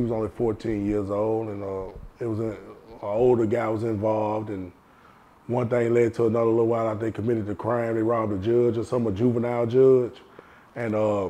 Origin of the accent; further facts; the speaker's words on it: Nashville, Tennessee, United States; I'm from Nashville, Tennessee, known as Cashville. 37 years old